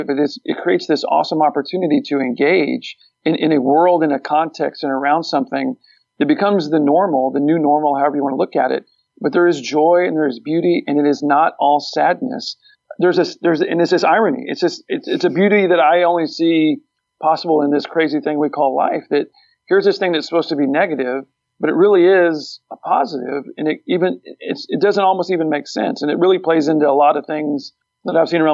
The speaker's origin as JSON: {"language": "English", "region": "Texas", "country": "United States", "said": "We're all from Texas."}